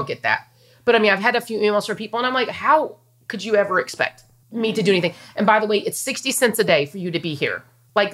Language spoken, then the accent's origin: English; Wichita Falls, Texas, United States; I'm from Wichita Falls, so I've been through every tornado probably